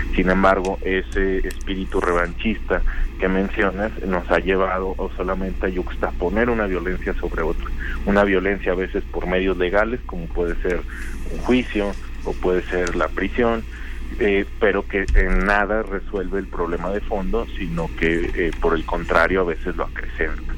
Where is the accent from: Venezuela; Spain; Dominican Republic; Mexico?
Mexico; somos eh, mexicanas, mexicanos